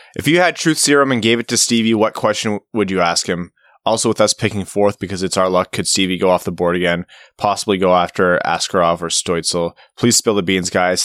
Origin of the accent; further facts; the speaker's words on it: Windsor, Ontario, Canada; I grew up in Windsor, so I spent a good amount of time in Detroit.